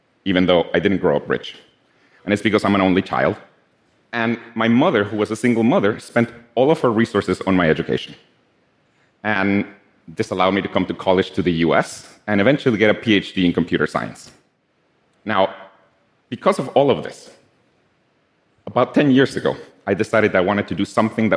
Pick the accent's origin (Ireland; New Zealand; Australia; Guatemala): Guatemala; I'm from Guatemala